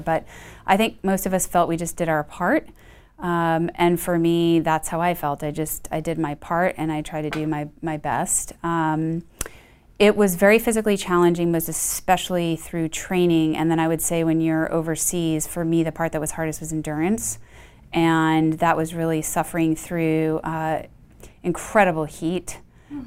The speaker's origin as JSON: {"language": "English", "town": "Boston", "region": "Massachusetts", "country": "United States", "tie": "born or raised there", "moved": "as an adult", "lives_now": "Houston, United States", "said": "I grew up in Boston, um, actually outside of Boston"}